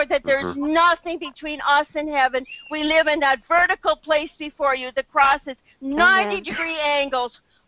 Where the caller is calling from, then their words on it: Canada; So, Father, I believe this today for America. I'm praying from Canada.